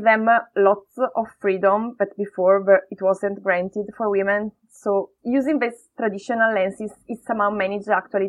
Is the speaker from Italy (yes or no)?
yes; Brescia, Lombardy, Italy; English is a second language; moved away as an adult; also born or lived in India; now in Manchester, United Kingdom; my hometown, Brescia